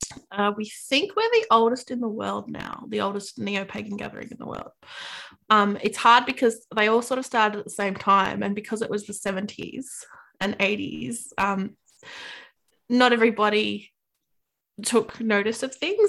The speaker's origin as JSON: {"language": "English", "country": "Australia", "said": "we're Australian"}